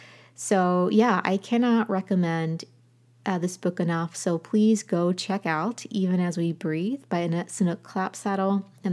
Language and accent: English; Appalachia, United States; As an Appalachian person